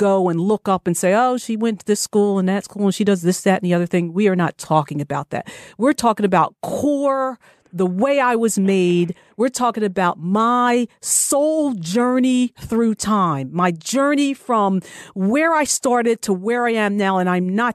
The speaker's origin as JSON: {"language": "English", "region": "New Jersey", "country": "United States", "tie": "born or raised there", "said": "I'm originally from New Jersey, born and bred, proud to say"}